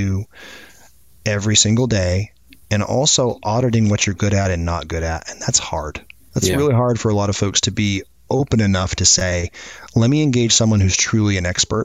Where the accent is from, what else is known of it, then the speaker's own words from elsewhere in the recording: Maine, United States; now in Atlanta, United States; I grew up in Maine